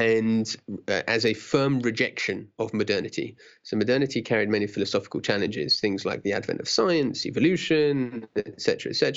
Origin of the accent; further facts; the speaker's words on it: London, United Kingdom; I grew up in Stanmore, which is in London, northwest London, top of the Jubilee line.